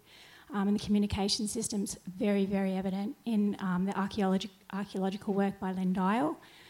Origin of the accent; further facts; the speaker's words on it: Newcastle, New South Wales, Australia; I'm an Awabakal woman. I come from the Lake Macquarie, Newcastle, part of the Hunter Valley country, a descendant of Maraka. She was around in 1825.